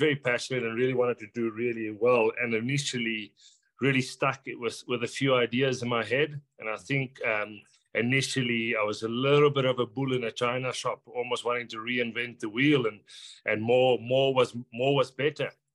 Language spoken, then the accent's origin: English; South Africa; moved away as an adult; also born or lived in France; now in Ireland; growing up in South Africa